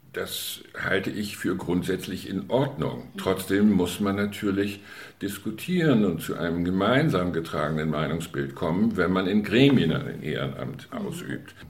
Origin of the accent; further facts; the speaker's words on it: Möhnsen, Schleswig-Holstein, Germany; meine Heimatgemeinde